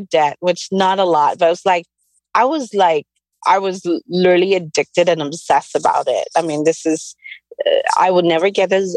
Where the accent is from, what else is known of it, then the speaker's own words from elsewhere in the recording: Camiguin, Northern Mindanao, Philippines; I grew up in the Philippines, this tiny island called Camiguin, south of Manila